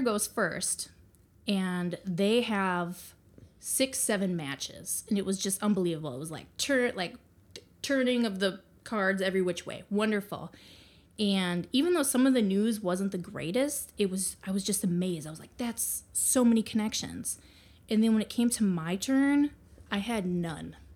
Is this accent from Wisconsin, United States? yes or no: yes; Green Bay, Wisconsin, United States; moved away; I am from Green Bay, Wisconsin